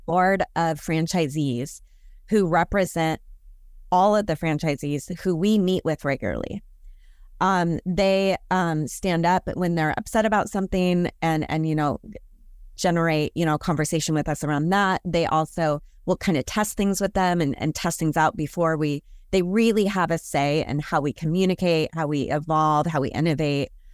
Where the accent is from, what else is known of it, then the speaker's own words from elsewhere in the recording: Portland, Oregon, United States; I'm from Portland, Oregon.